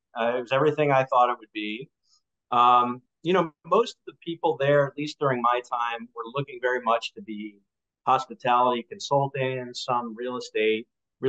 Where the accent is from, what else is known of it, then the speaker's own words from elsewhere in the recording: Long Island, New York, United States; I grew up in Long Island, New York, which normally you can peg that. But I've moved around like every hotel operator.